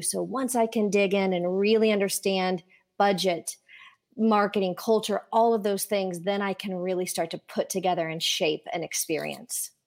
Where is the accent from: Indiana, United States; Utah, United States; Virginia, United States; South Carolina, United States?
Indiana, United States; born or raised there